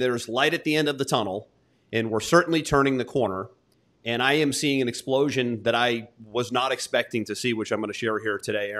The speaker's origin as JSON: {"language": "English", "country": "United States", "also_born_or_lived": "Florida", "said": "I'm an American."}